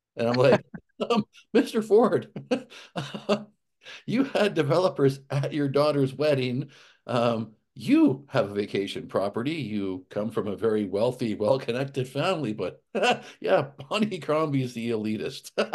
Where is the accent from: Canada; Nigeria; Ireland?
Canada; Alberta; moved away; I grew up in Alberta